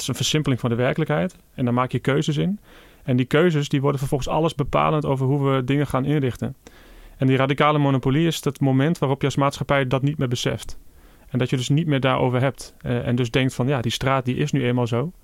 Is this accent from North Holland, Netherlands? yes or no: no; Achterhoek, Gelderland, Netherlands; ik kom zelf uit de Achterhoek